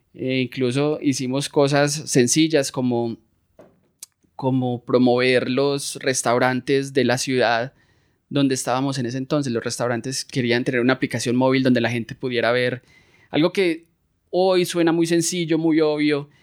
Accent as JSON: {"language": "Spanish", "town": "Medellín", "region": "Antioquia", "country": "Colombia", "tie": "born or raised there", "also_born_or_lived": "Florida, United States", "moved": "as an adult", "lives_now": "San Francisco, United States", "said": "Yo soy de Medellín, Colombia. Eh, nací y crecí aquí"}